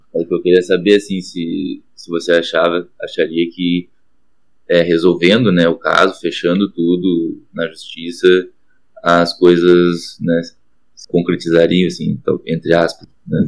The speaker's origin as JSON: {"language": "Portuguese", "town": "Guaíba", "region": "Rio Grande do Sul", "country": "Brazil", "said": "Eu sou de Guaíba"}